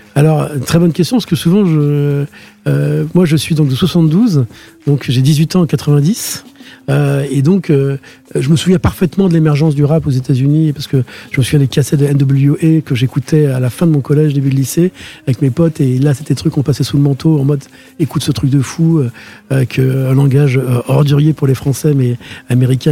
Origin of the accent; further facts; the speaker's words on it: France; also born or lived in Queens, New York / Outremont, Montreal; je suis un Français parce que je suis né en France